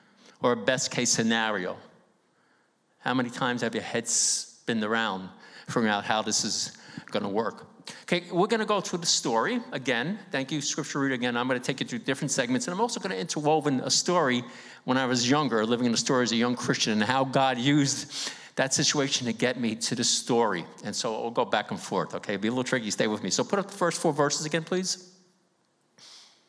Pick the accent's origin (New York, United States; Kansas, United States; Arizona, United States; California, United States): New York, United States; New York City; I grew up in East Harlem on 2127 2nd Avenue